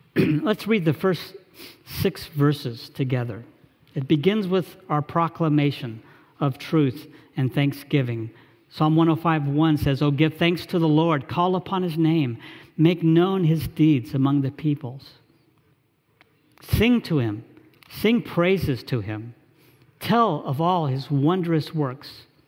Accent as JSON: {"language": "English", "town": "Charlotte", "region": "North Carolina", "country": "United States", "tie": "born or raised there", "said": "an internship with an engineering firm back in my hometown in Charlotte"}